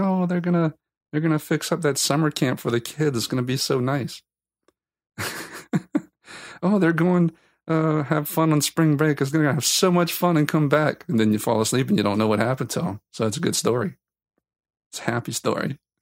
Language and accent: English; South Louisiana, United States; I'm from South Louisiana